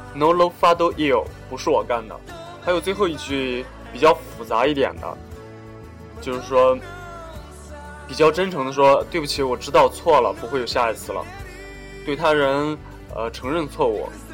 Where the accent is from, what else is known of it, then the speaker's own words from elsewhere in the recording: China; 我们中国人跟外国人有很多生活习惯上或者日常行为方面的差异